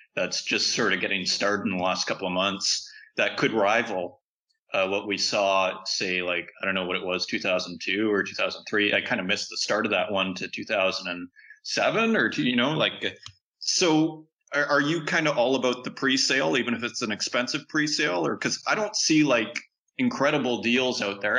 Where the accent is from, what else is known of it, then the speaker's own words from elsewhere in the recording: Saskatchewan, Canada; I'm from Saskatchewan